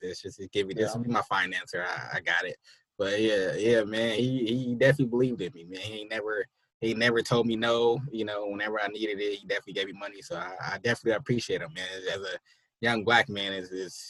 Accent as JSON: {"language": "English", "town": "San Francisco", "region": "California", "country": "United States", "tie": "born or raised there", "moved": "yes", "lives_now": "Sacramento, United States", "said": "I'm from Hunters Point, family from Trail Hill, Sunnydale. So I'm all over San Francisco"}